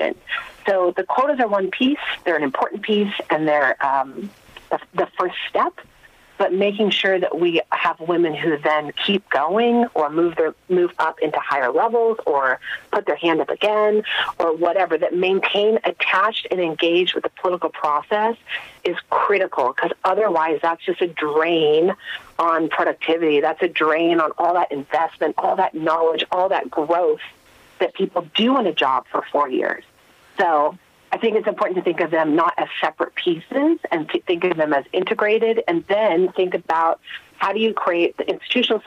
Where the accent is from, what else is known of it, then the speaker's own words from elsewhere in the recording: United States; accent: American; moved away; you can tell from my accent, I'm an American